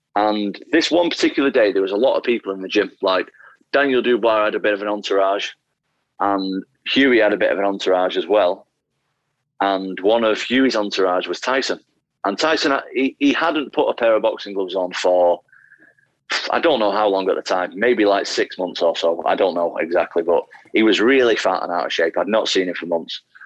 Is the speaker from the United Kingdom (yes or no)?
yes; Salford, North West England, United Kingdom; also born or lived in Atherton, Greater Manchester; I was born in a place called Salford, Greater Manchester.